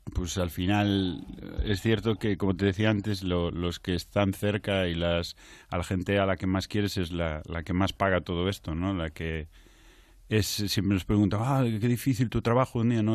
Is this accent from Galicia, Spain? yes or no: yes; Culleredo, Galicia, Spain; yo soy de, de Castelo, que no es Carral, es Culleredo, es un pueblo de Culleredo